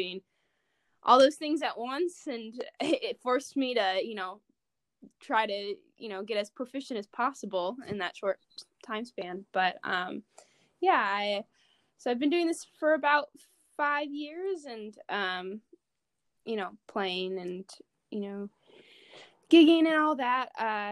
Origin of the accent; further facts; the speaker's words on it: Oswego, Illinois, United States; I'm from Oswego